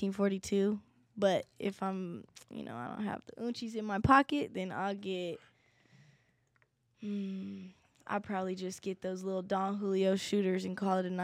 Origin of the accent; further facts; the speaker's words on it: Denver, Colorado, United States; I was born and raised in Denver, Colorado. My pops grew up in the islands in Hawaii, so I go back and forth from there and here.